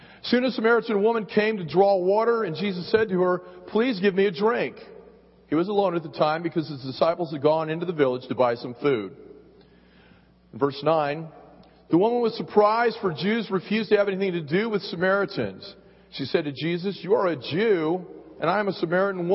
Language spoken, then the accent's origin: English; San Gabriel Valley, California, United States; I grew up in the San Gabriel Valley.